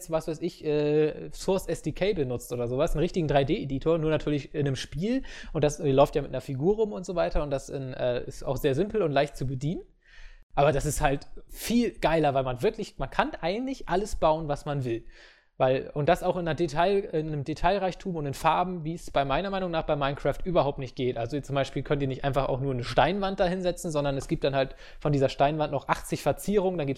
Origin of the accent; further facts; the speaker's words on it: Baden-Württemberg, Germany; Ich bin Schwabe, mir hört aus Prinzip eh keiner zu.